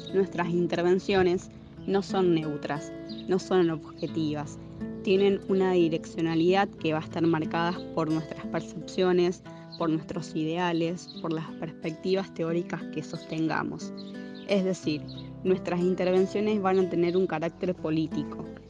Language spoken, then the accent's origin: Spanish; Chovet, Santa Fe, Argentina; soy de Choet, un pueblo ubicado al sur de Santa Fe